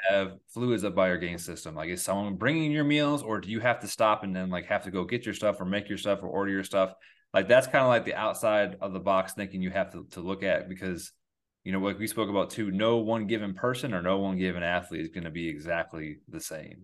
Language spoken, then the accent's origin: English; Endicott, New York, United States; I come from a really small town called Endicott, New York